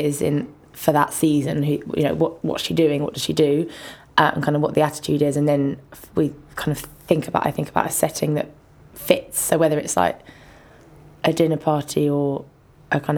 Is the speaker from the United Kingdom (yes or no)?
yes; London, United Kingdom; I grew up in Ladbroke Grove